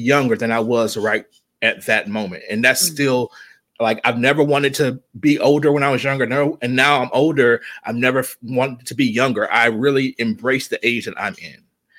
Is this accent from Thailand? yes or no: no; Kinston, North Carolina, United States; I kind of grew up in the south. Even though I'm from Kinston, my dad was in the military, so he just moved around a lot.